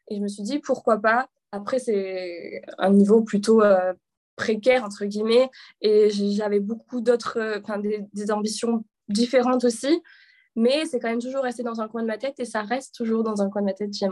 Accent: a small village near Avignon, Provence-Alpes-Côte d'Azur, France; moved away as an adult; also born or lived in Paris; de la France, d'un petit village dans le sud à quelques kilomètres d'Avignon.

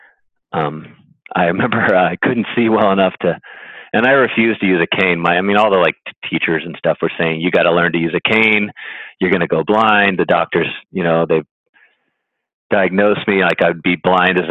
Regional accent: Connecticut, United States; when I was a kid growing up in Connecticut

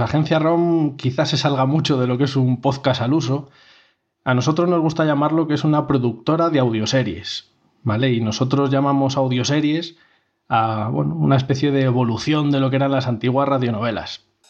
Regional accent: Segovia, Castile and León, Spain; Somos de Segovia los tres miembros fundadores

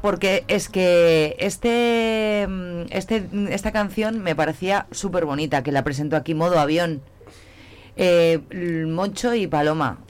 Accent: Zamora, Castile and León, Spain; somos los zamoranos

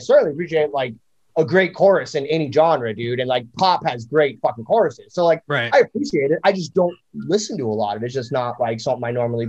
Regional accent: Miami, Florida, United States; now in Tampa, United States; Even though I live in Tampa and I am like the Bucks are my number two team, the fact that I'm from Miami and I'm a diehard Dolphins fan

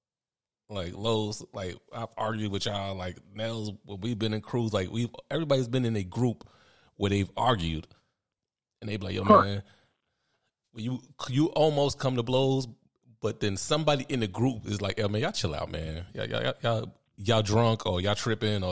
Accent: United States; I'm American

